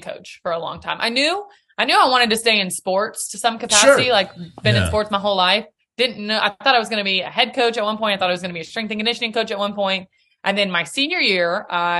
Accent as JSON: {"language": "English", "town": "Nashville", "region": "Tennessee", "country": "United States", "tie": "born or raised there", "said": "Born and raised in Nashville"}